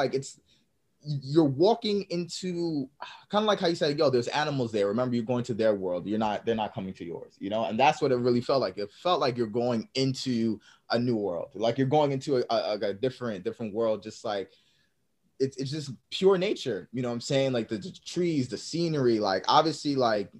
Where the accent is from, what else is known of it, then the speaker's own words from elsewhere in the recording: New York, United States; growing up in New York